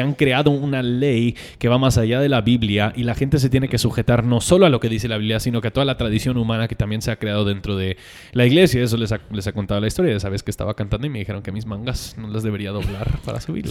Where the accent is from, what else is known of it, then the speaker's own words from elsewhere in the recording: United States; now in Guatemala; para mí como gringo